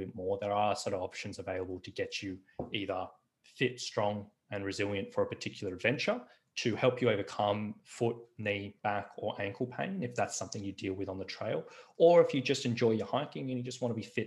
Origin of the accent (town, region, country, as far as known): Australia